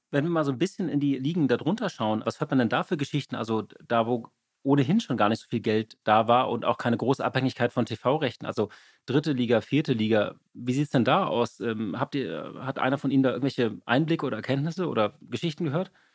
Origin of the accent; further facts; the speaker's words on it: Hamburg, Germany; Als Hamburger